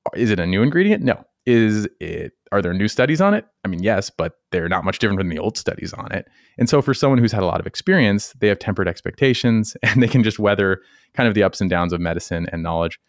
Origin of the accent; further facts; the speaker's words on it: Colorado, United States; now in North Carolina, United States; I'm from Colorado. I was nowhere near, near the ocean